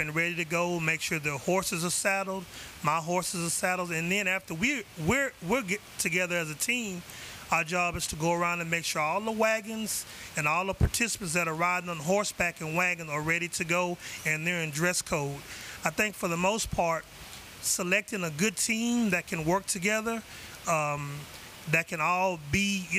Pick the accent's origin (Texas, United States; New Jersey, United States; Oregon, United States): Texas, United States; Houston; I'm from Houston, Texas